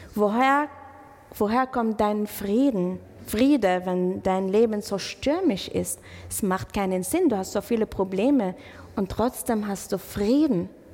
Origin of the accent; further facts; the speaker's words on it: Israel; German is a second language; now in Germany; ich komme aus Israel